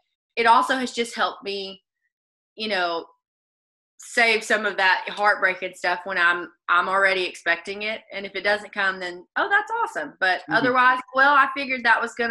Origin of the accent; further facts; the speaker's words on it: Arkansas, United States; accent: Arkansas; southern; moved away as an adult; now in Nashville, United States; with my Arkansas accent, you could imagine how great I speak Spanish